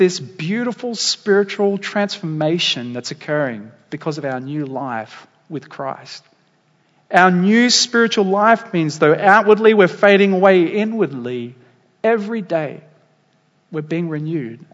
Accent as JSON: {"language": "English", "town": "Dapto", "region": "New South Wales", "country": "Australia", "tie": "born or raised there", "lives_now": "Waitara, Australia", "said": "the town I grew up in Dapto."}